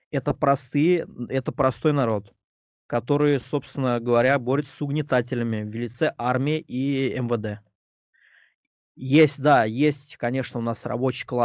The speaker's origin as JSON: {"language": "Russian", "region": "Moscow", "country": "Russia", "tie": "born there", "said": "я этким высокомерием позиционировал себя всю жизнь как москвич, потому что я родился в Москве, просто здесь живу."}